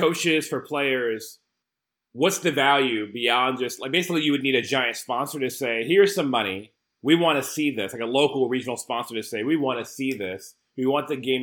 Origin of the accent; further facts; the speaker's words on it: United States; as an American